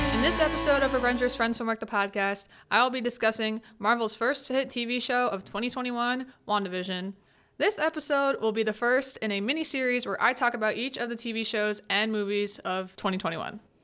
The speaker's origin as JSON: {"language": "English", "region": "New Jersey", "country": "United States", "said": "that little town of Westview in New Jersey, my home state"}